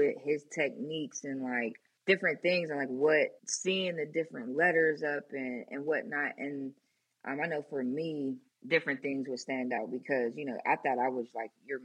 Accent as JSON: {"language": "English", "town": "Pittsburgh", "region": "Pennsylvania", "country": "United States", "also_born_or_lived": "Atlanta", "moved": "as an adult", "said": "I'm from Pittsburgh"}